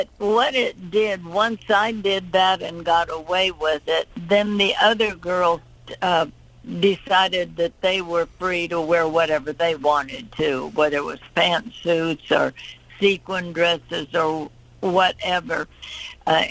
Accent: Titusville, Pennsylvania, United States; moved away; also born or lived in Nashville; I was born in Titusville, Pennsylvania, up close to Erie

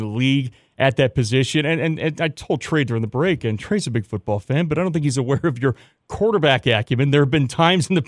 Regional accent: Charlotte, North Carolina, United States; moved away as an adult; now in Upstate, South Carolina, United States; I was a Charlotte native

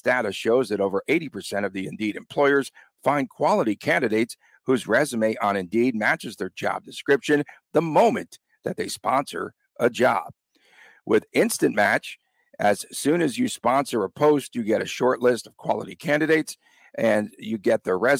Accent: New York, United States; you will see the rubble that I grew up in New York.

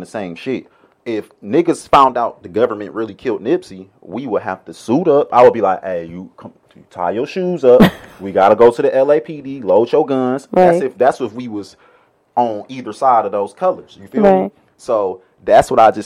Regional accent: Detroit, Michigan, United States; now in Los Angeles, United States; I'm from Detroit

